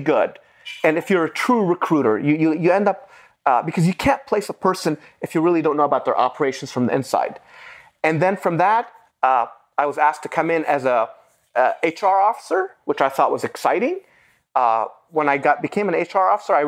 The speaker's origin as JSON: {"language": "English", "town": "Beirut", "region": "Beirut Governorate", "country": "Lebanon", "tie": "born or raised there", "first_language": "Arabic", "second_language": "English", "moved": "yes", "lives_now": "United States", "said": "I was born in 1974 in Beirut, Lebanon"}